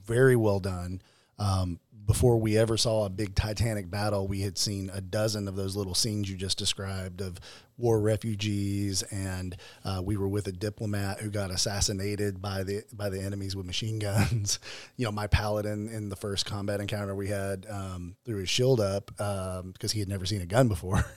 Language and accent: English; Arkansas, United States; I'm from Arkansas